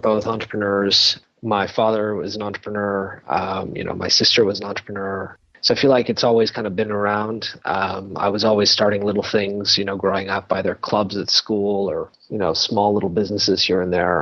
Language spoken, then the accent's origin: English; Toronto, Ontario, Canada; also born or lived in California; I'm from Toronto, grew up here